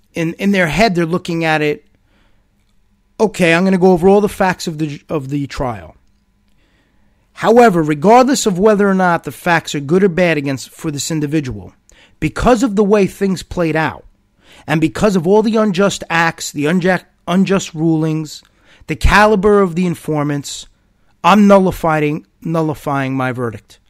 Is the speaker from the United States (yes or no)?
yes; United States; As a United States citizen, as an American